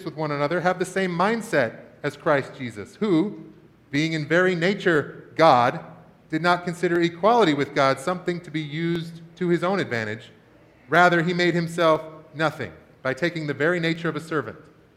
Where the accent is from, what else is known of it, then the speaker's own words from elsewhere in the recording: Washington, United States; When I was a kid growing up in Washington State